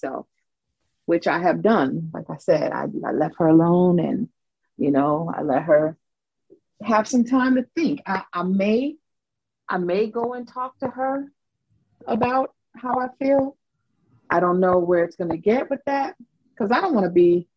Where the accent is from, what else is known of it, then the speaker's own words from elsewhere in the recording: Miami, Florida, United States; I am from Miami, which is not part of Florida. It is Dade County